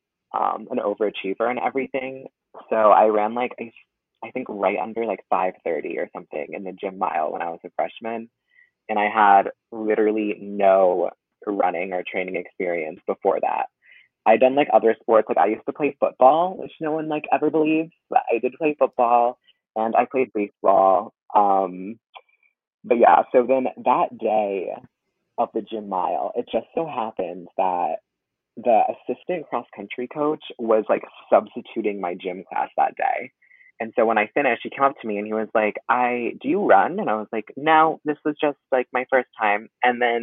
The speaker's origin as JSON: {"language": "English", "town": "Southington", "region": "Connecticut", "country": "United States", "said": "I'm from Southington, Connecticut"}